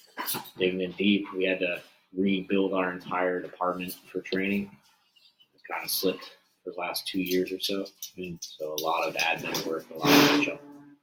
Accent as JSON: {"language": "English", "town": "St. Petersburg", "region": "Florida", "country": "United States", "tie": "born or raised there", "moved": "as an adult", "said": "moved back to my hometown in St. Pete, Florida."}